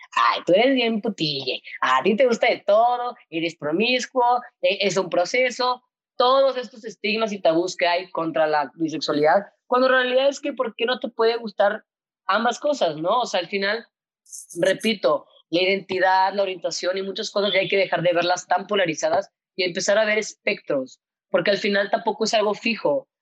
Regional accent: Monterrey, Nuevo León, Mexico; Cuando tenía 13 años más o menos, pues yo soy de Monterrey, estudié en La Bastida, que es un colegio de monjas

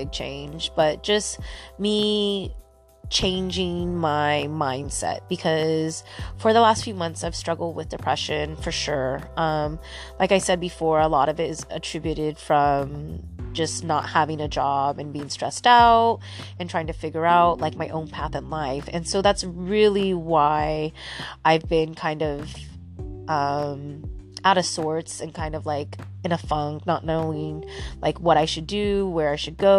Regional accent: Santa Cruz, California, United States; Santa Cruz, which is my hometown.

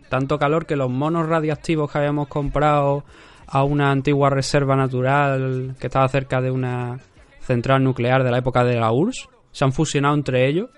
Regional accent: Cádiz, Andalusia, Spain; yo soy gaditano

